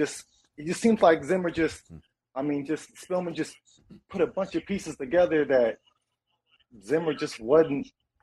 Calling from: Louisville, Kentucky, United States; I'm in Louisville, Kentucky, man.

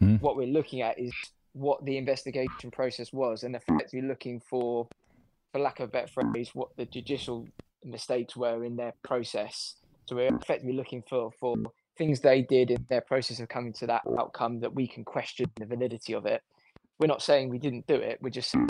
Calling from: London, United Kingdom; I'm calling from London.

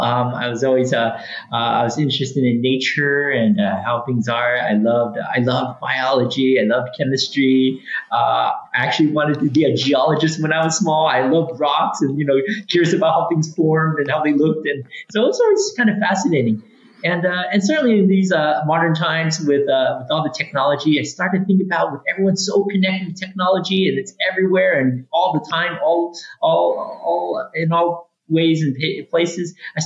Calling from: Olympia, Washington, United States; I'm joining you from Olympia, Washington, here on the West Coast, here in the U.S., so from across the pond.

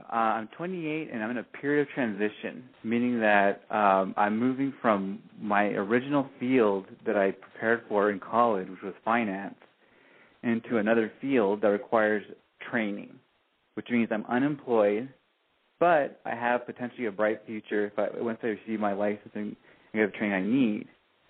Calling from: Orange County, California, United States; Oh, I'm calling from Orange County, California. I'm 28

